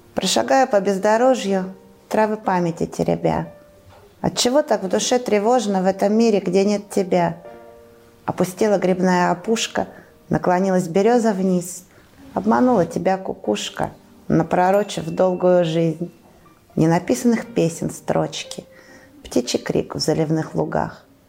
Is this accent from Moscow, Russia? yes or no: no; Tara, Omsk Oblast, Russia; я уроженка города Тары. Э, здесь родилась, здесь росла, здесь творила, здесь училась, продолжаю жить